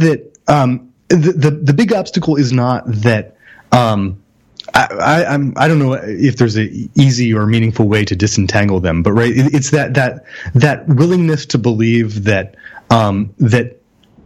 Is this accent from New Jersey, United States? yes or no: yes; near Trenton, New Jersey, United States; I'm actually from the bordering town, but Trenton barely registers